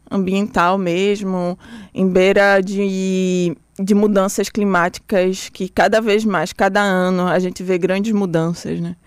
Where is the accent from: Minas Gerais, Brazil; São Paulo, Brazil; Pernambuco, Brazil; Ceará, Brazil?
Pernambuco, Brazil; Recife; also born or lived in Bahia (birth) / Salvador, Brazil; nasci, fui morar logo em Pernambuco